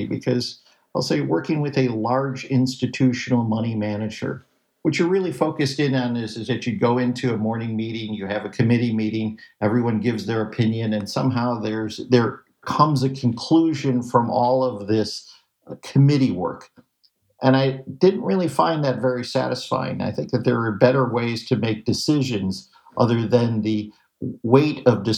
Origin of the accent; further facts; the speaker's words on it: Chicago, Illinois, United States; I grew up in Chicago, and I had an opportunity to work down at the Board of Trade